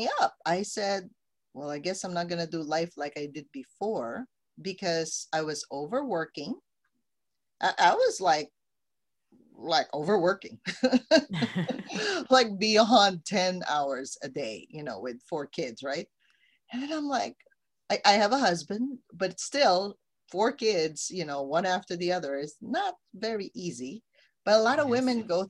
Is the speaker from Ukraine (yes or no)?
no; Philippines; now in United States; I came from the Philippines